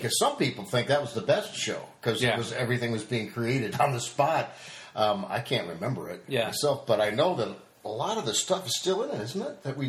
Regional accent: small town in southwest Minnesota, United States; moved away; It was a small town in southwest Minnesota, not far from where Rob grew up. It was in northwest Iowa. So we grew up about, 80 miles apart?

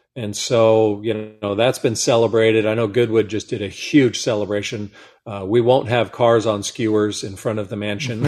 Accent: Monterey Peninsula, California, United States; growing up on the Monterey Peninsula with Laguna Seca Raceway in our backyard

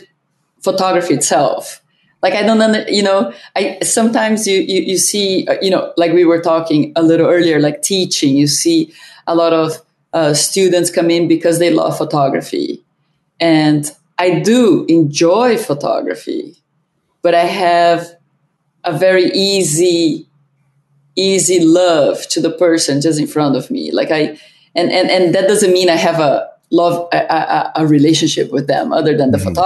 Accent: Brazil; moved away as an adult; also born or lived in Germany (ancestry) / Ohio; I was born in Brazil. My father came work in Brazil, and my whole family, both of my parents are German

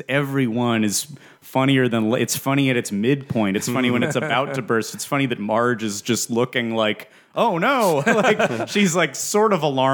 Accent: Los Angeles, California, United States; born and raised in Los Angeles

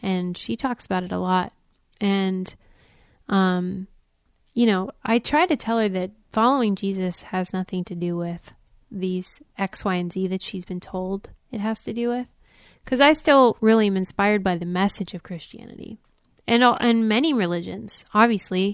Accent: Pittsburgh, Pennsylvania, United States; I was raised in Pittsburgh

